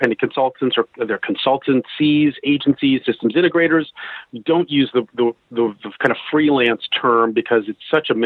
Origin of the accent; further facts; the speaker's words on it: United States; accent: American twang; moved away as an adult; also born or lived in Seattle; now in London, United Kingdom; I'm an American living in London. I've been living in London for about 20 years. I moved here from Seattle